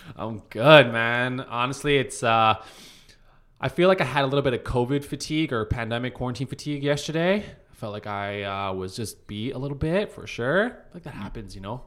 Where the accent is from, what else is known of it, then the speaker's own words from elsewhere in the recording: Calgary, Alberta, Canada; moved away; I'm from Calgary.